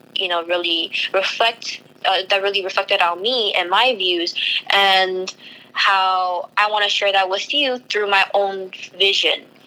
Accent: United States; I was born here in the United States

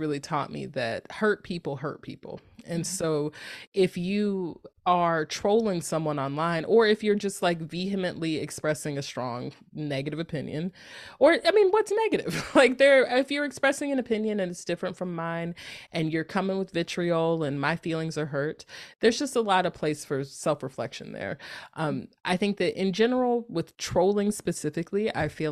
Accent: North Carolina, United States; moved away as an adult; now in Northern California, United States; I'm from North Carolina, and it's like very much like I lived in North Carolina for a very long time

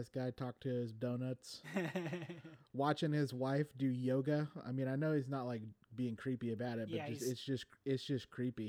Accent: Midwest, United States; I'm from the Midwest.

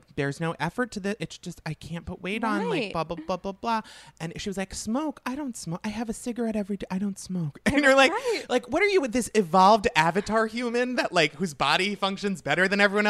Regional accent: Long Island, New York, United States; I'm from Long Island.

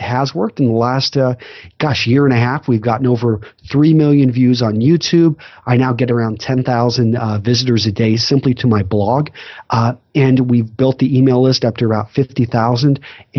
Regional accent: Texas, United States; also born or lived in Iowa; I grew up in West Texas, ended up going to college in Iowa, went into the Marine Corps, served as an officer.

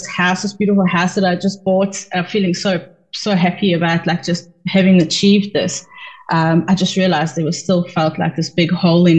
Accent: South Africa; moved away as an adult; now in United States; And we moved to the US from South Africa like 2015, I think, 2014.

